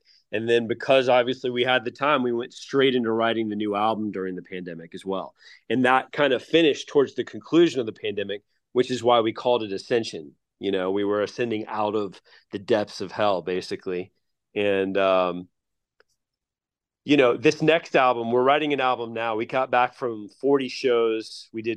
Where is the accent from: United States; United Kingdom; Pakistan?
United States; Atlanta, Georgia; we're all originally from Atlanta